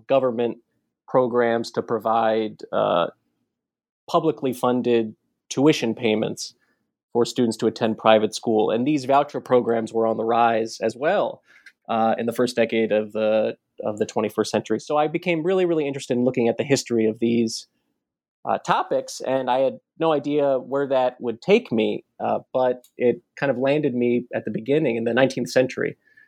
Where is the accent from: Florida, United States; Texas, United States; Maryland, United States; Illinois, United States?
Maryland, United States; Baltimore; So I grew up in Baltimore. Not too far from Washington, D.C.